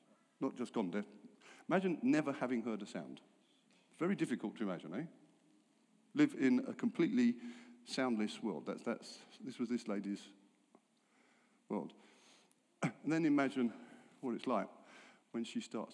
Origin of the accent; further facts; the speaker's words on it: England, United Kingdom; I'm English